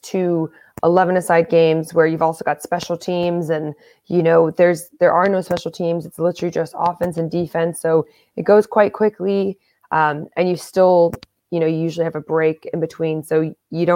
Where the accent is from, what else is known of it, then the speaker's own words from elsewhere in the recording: United States; accent: American; my American accent